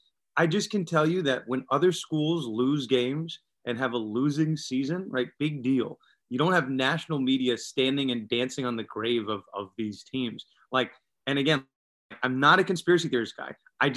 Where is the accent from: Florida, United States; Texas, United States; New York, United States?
New York, United States; I'm from New York. I grew up, born and raised in New York. I practice in New York City.